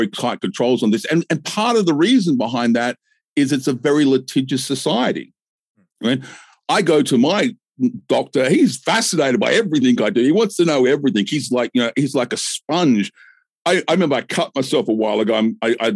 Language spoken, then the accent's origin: English; Australia; I'm Australian